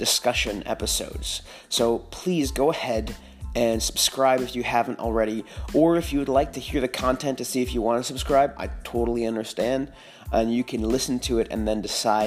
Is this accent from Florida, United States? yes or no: no; Northern California, United States; now in Austin, United States; I'm from Northern California